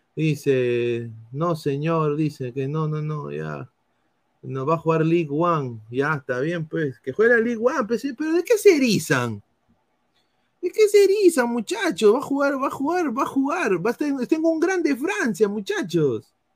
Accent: Peru; moved away; como peruano fuera

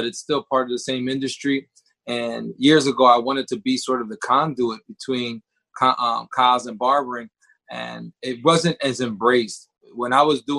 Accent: Lancaster County, Pennsylvania, United States; I'm from Lancaster County. I was born and raised in Lancaster County. I still reside in Lancaster County

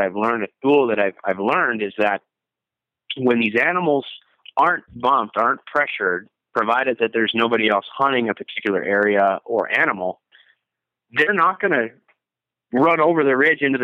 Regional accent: Minneapolis, Minnesota, United States; I moved from Minneapolis, where I grew up, North Minneapolis, in a little suburb called Blaine. It's way up on the north side. I moved to Southeast Minnesota, lived down there for 2 or 3 years, and then moved back to Minneapolis.

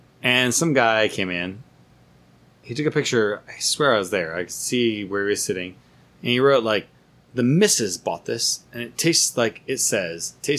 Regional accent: United States; moved away; As an American

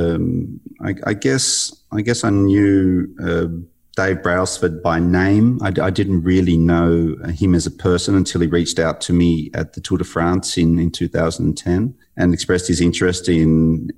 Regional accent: Australia; being an athlete from Australia, growing up in the Australian Institute of Sport environment

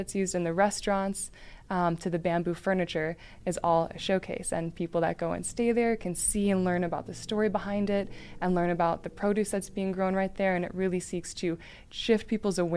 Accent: Aurora, Illinois, United States; pretty much my hometown

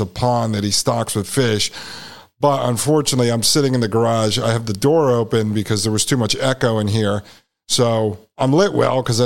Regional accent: New Haven, Connecticut, United States; I was born in 1981 in New Haven, Connecticut.

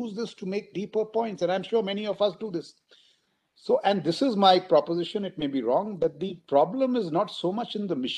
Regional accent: India; it was the 70s really is when I grew up in India

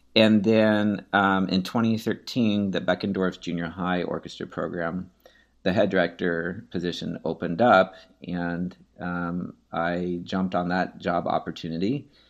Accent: Seattle, Washington, United States; also born or lived in Carmel, Indiana / Houston, Texas; now in Katy, United States; I grew up in Seattle, Washington

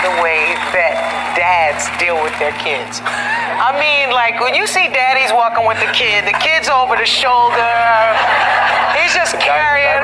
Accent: Newark, New Jersey, United States; me from Jersey, Newark.

